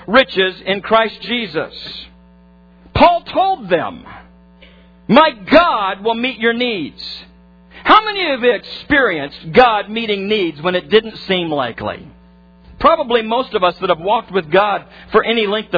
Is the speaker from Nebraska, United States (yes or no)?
yes; Nebraska, United States; I grew up in farm country, in corn country in particular in Nebraska.